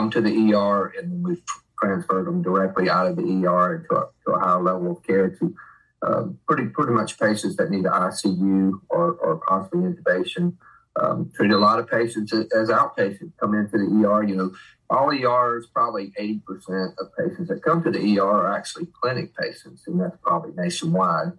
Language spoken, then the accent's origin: English; Mississippi Gulf Coast, United States; also born or lived in Jackson area, Mississippi; born and raised in Mississippi.